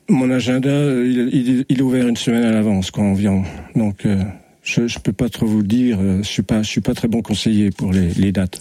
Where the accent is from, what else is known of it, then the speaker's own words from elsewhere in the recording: Dole, Bourgogne-Franche-Comté, France; je suis né à Dole, à 300 mètres d'ici d'ailleurs